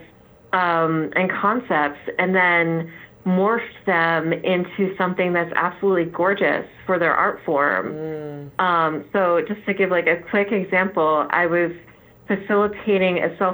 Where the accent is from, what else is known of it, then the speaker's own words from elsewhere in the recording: New Jersey, United States; accent: North Jersey; my North Jersey accent